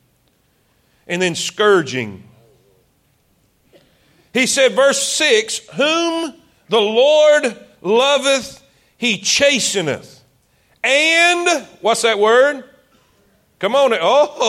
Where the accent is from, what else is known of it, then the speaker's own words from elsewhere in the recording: South Florida, United States; moved away as an adult; also born or lived in South Carolina; I'm from South Florida. Way South Florida.